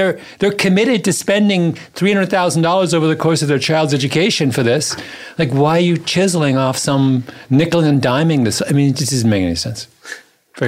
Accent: Canada; I'm a Canadian.

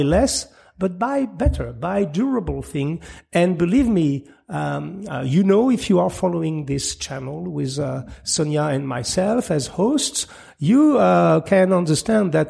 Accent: France; English is a second language; I'm just French sometimes, my tongue

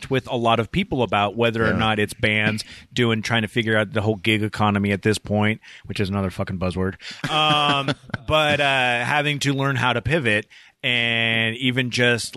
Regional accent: Tacoma, Washington, United States; also born or lived in Seattle; I grew up in Tacoma and spent a lot of years up in Seattle and then moved back down

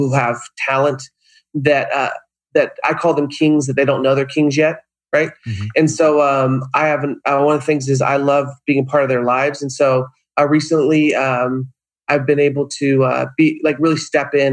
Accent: Upstate New York, United States; now in Southern California, United States; Upstate New York.

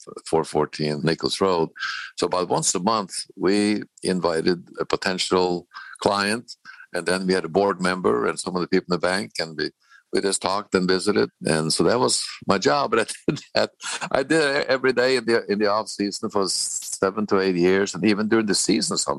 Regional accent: Norway; moved away; also born or lived in Bozeman, Montana / Kansas City; growing up in Norway

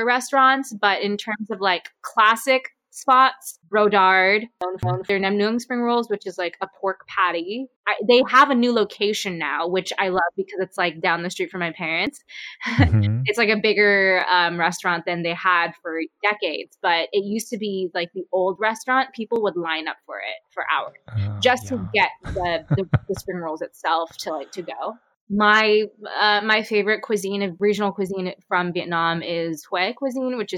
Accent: Orange County, California, United States; also born or lived in Minneapolis; I am born and raised in Orange County

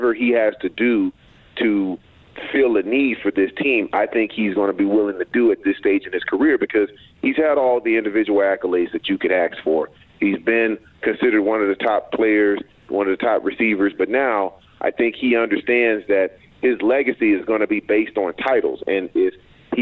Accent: Texas, United States; I'm from Texas

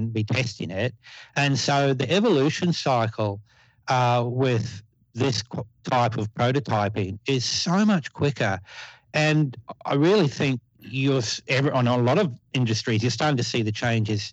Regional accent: Newcastle, New South Wales, Australia; my hometown. And we have a factory here

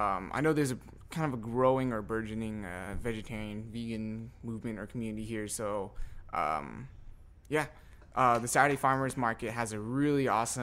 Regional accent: Southern California, United States; moved away as an adult; now in New Orleans, United States; I grew up in California in the Vietnamese community

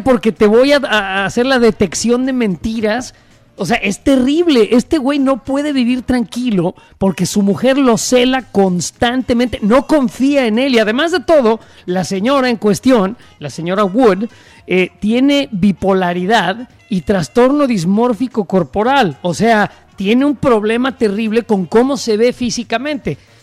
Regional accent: Mexico

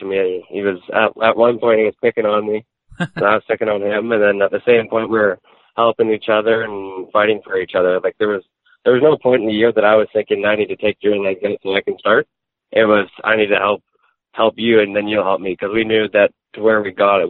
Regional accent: Souris, Manitoba, Canada; also born or lived in Brandon, Manitoba; I'm originally from Souris, Manitoba, a town of 2,000 people, and then I moved to Brandon, which is a population of 50,000 people.

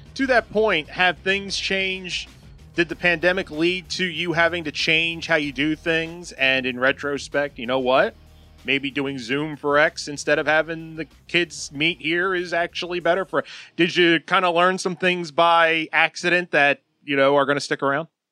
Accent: New Jersey, United States; I grew up in South Jersey

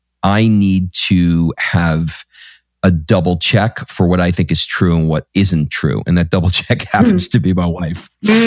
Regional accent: New York, United States; I used to listen to him on the AM radio because I grew up in New York, and he had a radio show on WNBC.

